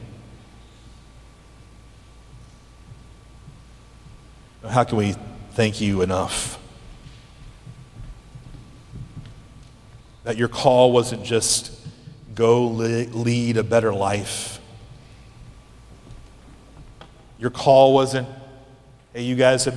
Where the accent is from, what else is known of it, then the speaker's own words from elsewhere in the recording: United States; As American Christians